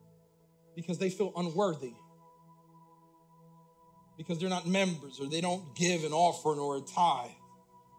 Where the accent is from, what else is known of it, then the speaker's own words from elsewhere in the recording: Puerto Rico; I'm Puerto Rican. I was born in Puerto Rico.